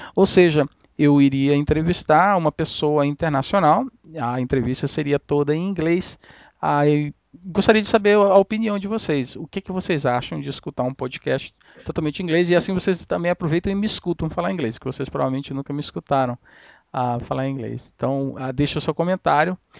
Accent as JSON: {"language": "Portuguese", "country": "Brazil", "moved": "yes", "said": "eu sou brasileiro"}